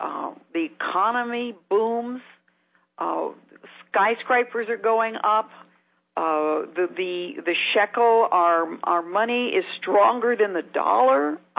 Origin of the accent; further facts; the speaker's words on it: Dallas, Texas, United States; now in Israel; And I came from Dallas, where you couldn't even walk down the streets back in 1967 at night in certain parts of the city.